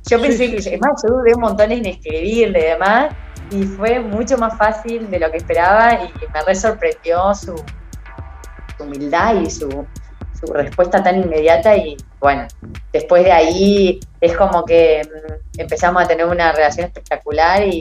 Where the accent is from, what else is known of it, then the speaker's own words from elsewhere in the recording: Argentina; mirá, soy una atleta argentina